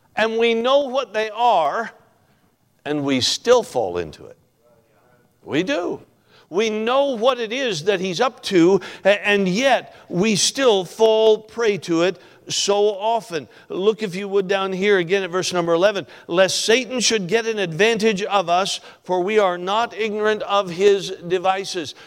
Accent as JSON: {"language": "English", "region": "Alaska", "country": "United States", "tie": "born or raised there", "also_born_or_lived": "Franklin, Kentucky", "said": "We're from Alaska, of course. I spent all my life in Alaska."}